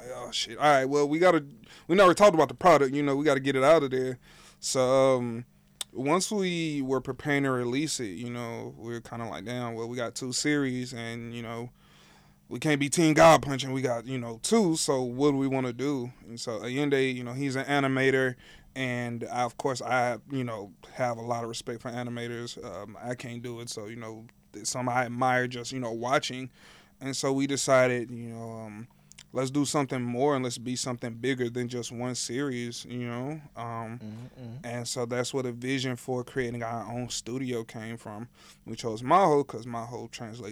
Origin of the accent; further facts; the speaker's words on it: Louisiana, United States; now in Houston, United States; I'm from Louisiana originally